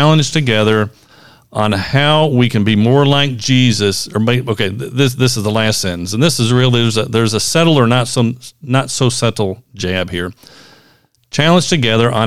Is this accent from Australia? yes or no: no; Central Kentucky, United States; Roger and I grew up here in Central Kentucky, right in the middle of horse country